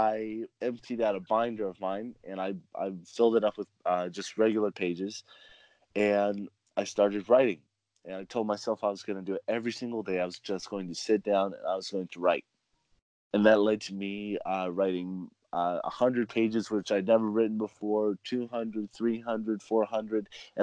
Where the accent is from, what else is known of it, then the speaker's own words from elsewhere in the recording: California, United States; also born or lived in South America; I was born and raised in California